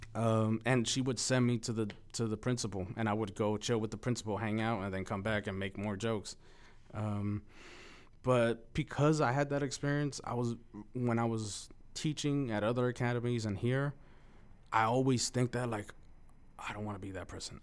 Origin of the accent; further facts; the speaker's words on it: Los Angeles, California, United States; first language Spanish; English is a second language; also born or lived in Mexico; growing up on East L A and loving hip hop